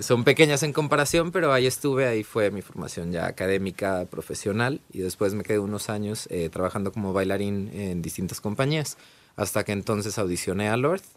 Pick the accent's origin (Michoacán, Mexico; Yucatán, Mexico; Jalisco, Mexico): Jalisco, Mexico; Guadalajara; moved away as an adult; also born or lived in Ireland; yo soy de Guadalajara, Jalisco